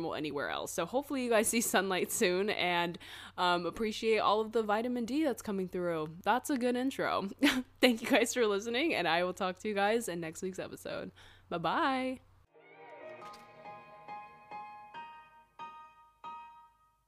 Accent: North Carolina, United States; now in Los Angeles, United States; we're both from North Carolina too

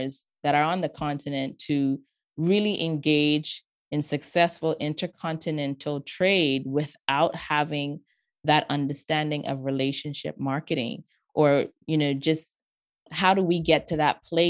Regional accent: Bahamas; I grew up in the Bahamas

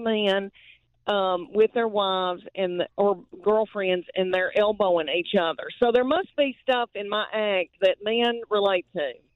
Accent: Adams, Tennessee, United States; now in Knoxville, United States; I was raised in Adams, Tennessee, near Austin Peay

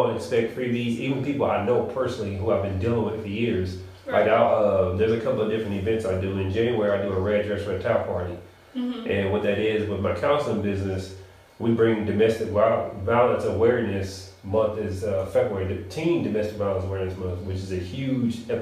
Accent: Nashville, Tennessee, United States; I'm from Nashville

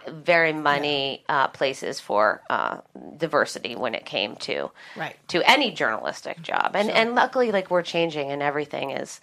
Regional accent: Vail, Colorado, United States; moved away; I grew up in Vail, Colorado, and I was one of two girls in my graduating class

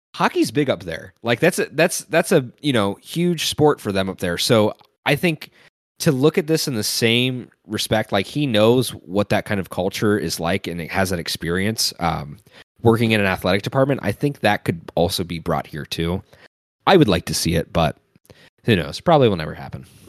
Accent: Cincinnati, Ohio, United States; as somebody who's watched so many Bengals games throughout my entire life, growing up in Cincinnati

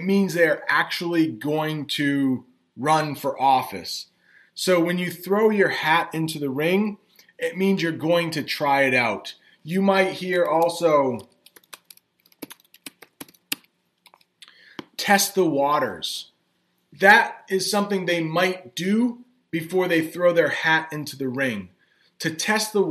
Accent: United States

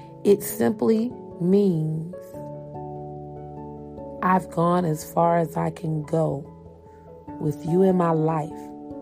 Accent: Columbus, Georgia, United States; born there; You know, I remember I was born in Columbus, Georgia. I was there. I don't remember a lot. I remember the people that I grew up with.

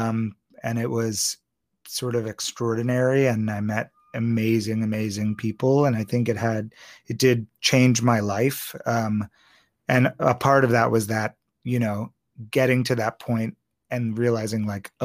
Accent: Maryland, United States; accent: Maryland; we are both from Maryland

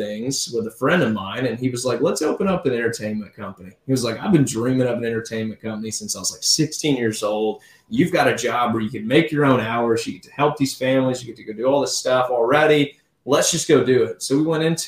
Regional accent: Navarre, Florida, United States; also born or lived in Pensacola, Florida; here in Navarre, enjoying the beach, got to take on a job, which got me out of high school like 4 hours early

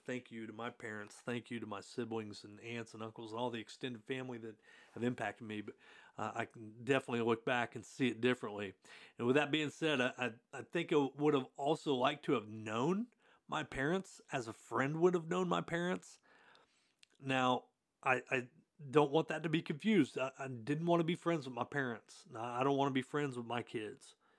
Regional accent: Hartford City, Indiana, United States; I grew up in Hartford City, Indiana

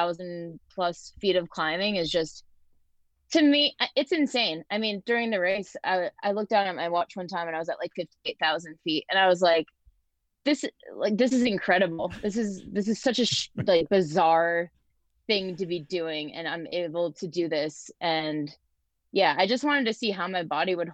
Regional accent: Ellington, Connecticut, United States; now in Asheville, United States; I grew up in Ellington, Connecticut. Okay. Currently live in North Carolina, Asheville.

